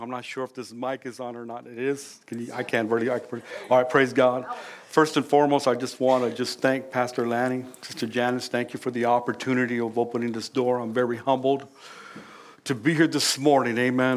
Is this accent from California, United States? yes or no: yes; California, United States; now in Louisiana, United States; we're originally from California